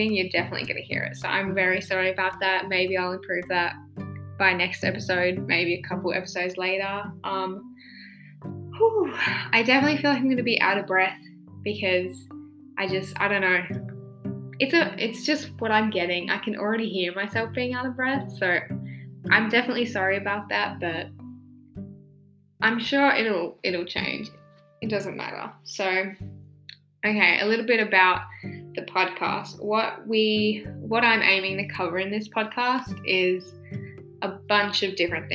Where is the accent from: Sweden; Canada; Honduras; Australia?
Australia; I am an Australian